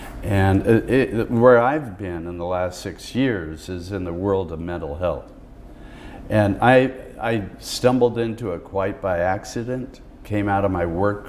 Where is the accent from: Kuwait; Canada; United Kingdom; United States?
United States; Seattle, Washington; I met a young kid in my hometown of Seattle